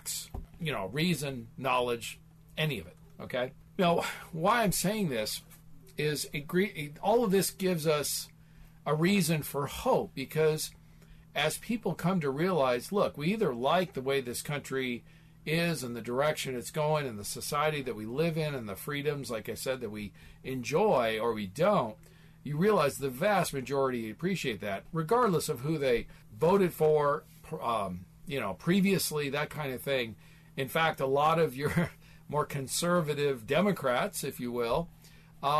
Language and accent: English; Midwest, United States; now in Phoenix, United States; I grew up in the Midwest, small town, you know, raised on a farm